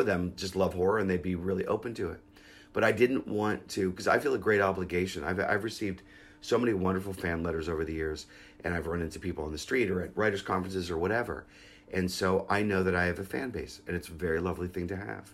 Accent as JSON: {"language": "English", "town": "Pittsburgh", "region": "Pennsylvania", "country": "United States", "tie": "born or raised there", "said": "I grew up in Pittsburgh"}